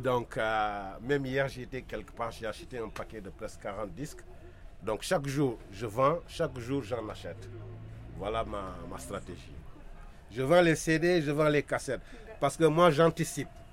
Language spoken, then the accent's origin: French; Senegal; je suis sénégalais